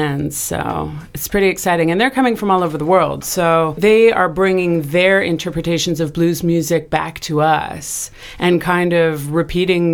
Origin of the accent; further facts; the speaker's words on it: Vancouver Island, British Columbia, Canada; moved away as an adult; also born or lived in Montreal / Australia; now in Mississippi Delta, United States; I grew up in Canada on Vancouver Island, and so I grew up on the water